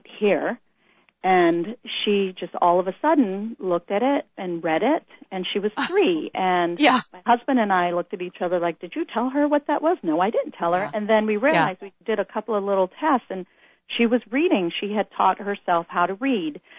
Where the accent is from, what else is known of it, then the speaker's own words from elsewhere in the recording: Boston, Massachusetts, United States; moved away; We're originally from the East Coast, Boston, and we both went to public school there